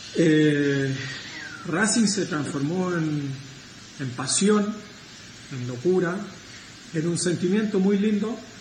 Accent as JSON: {"language": "Spanish", "country": "Chile", "said": "Soy chileno"}